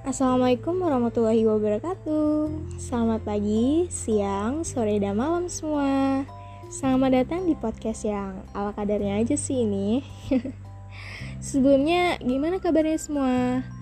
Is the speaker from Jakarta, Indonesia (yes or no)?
no; Bandar Jaya, Lampung, Indonesia; Lahir di Bandar Jaya 30 Juni 2003, Lampung Tengah, Provinsi Lampung